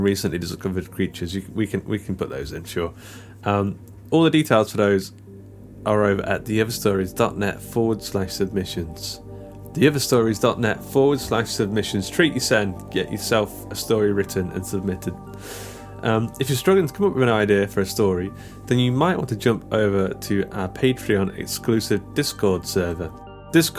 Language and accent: English; Mansfield, East Midlands, United Kingdom; the local comic book shop in my hometown of Mansfield